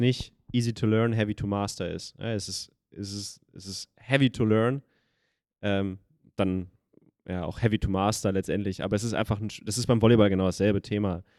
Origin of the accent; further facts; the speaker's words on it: Schwerte, North Rhine-Westphalia, Germany; da wo ich aufgewachsen bin in Schwerte